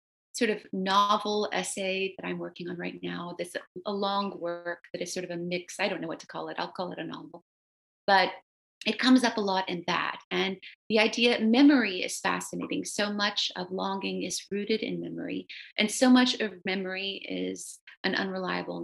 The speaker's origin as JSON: {"language": "English", "region": "the South", "country": "United States", "tie": "born or raised there", "first_language": "Romanian", "second_language": "English", "said": "growing up in the South, which is really haunted by slavery"}